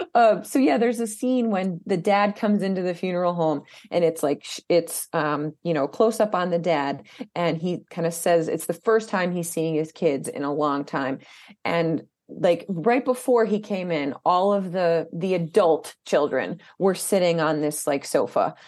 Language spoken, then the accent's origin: English; Albany, New York, United States; the whole thing was filmed i, in my hometown